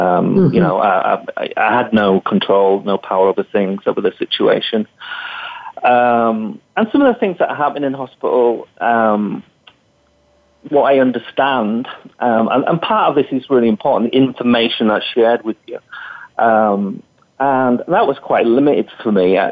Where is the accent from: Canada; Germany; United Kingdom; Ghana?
United Kingdom; England; moved away as an adult; also born or lived in Western Australia; now in Australia; I was born in England and was qualified in England